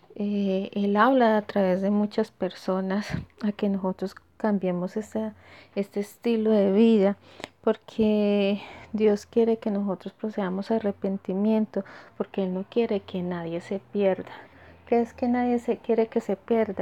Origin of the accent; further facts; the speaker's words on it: Colombia; nosotros como colombianos que estamos acostumbrados a dar la mano